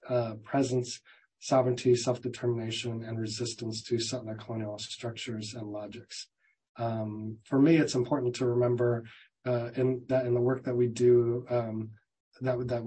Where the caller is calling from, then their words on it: Merced, California, United States; I'm joining from Merced, California